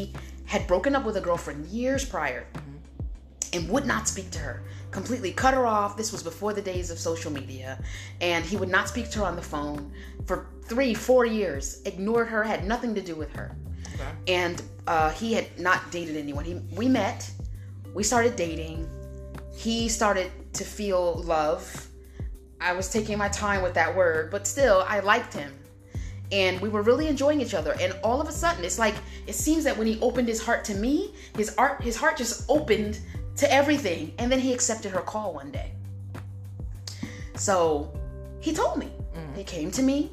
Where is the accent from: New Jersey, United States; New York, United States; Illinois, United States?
New Jersey, United States; moved away as an adult; also born or lived in Cleveland; I was from New Jersey.